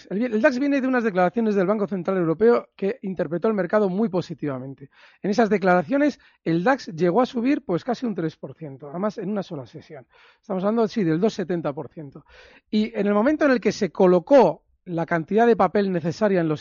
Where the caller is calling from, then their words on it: Alcobendas, Community of Madrid, Spain; de Alcobendas